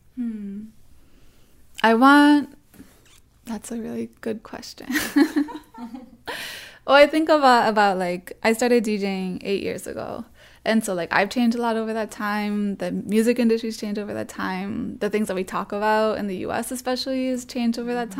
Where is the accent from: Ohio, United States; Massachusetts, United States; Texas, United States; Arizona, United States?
Massachusetts, United States; Springfield; also born or lived in Boston, Massachusetts; I grew up in Massachusetts my whole life until I went to college in Boston